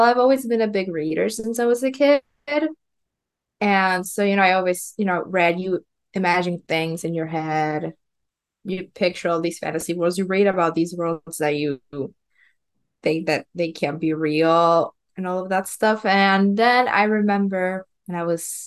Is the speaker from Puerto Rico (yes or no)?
yes; Puerto Rico; first language Spanish; English is a second language; I grew up in Puerto Rico. And so, my first language is Spanish.